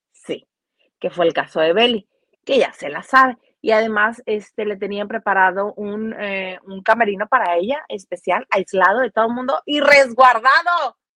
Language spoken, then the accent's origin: Spanish; Mexico; now in United States; somos mexicanos, pero viviendo en Estados Unidos, somos mexicanos y sabemos perfectamente el terror de la chancla.